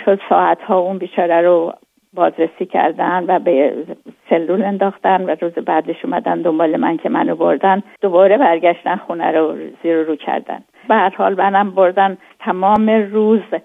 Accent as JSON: {"language": "Persian", "town": "Hamadan", "region": "Hamadan Province", "country": "Iran", "tie": "born or raised there", "also_born_or_lived": "Karaj / Tehran", "moved": "yes"}